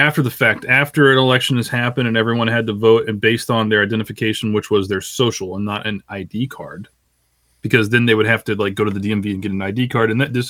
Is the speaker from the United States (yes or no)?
no; Guatemala